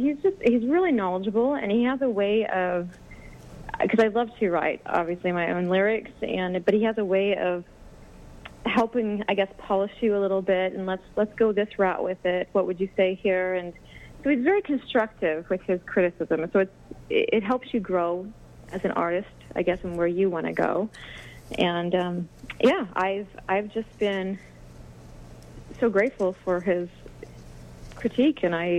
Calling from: Tulsa, Oklahoma, United States; I'm calling from Tulsa, Oklahoma.

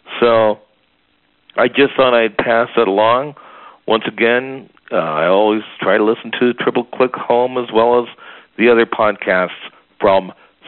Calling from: Medford, Oregon, United States; I'm calling from Medford, Oregon, and that is a town in southern Oregon.

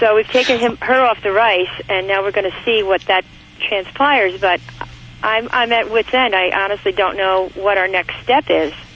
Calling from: Orange Park, Florida, United States; I'm calling from Orange Park, Florida.

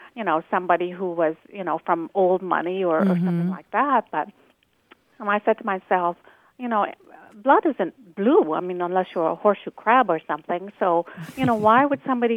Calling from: Amherst, Massachusetts, United States; I'm calling from Amherst, Mass

